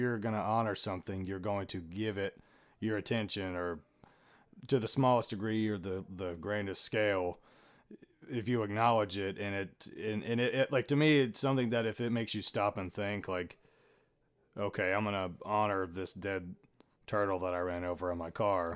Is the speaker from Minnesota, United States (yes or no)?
no; Tennessee, United States; we're both born and raised in Tennessee.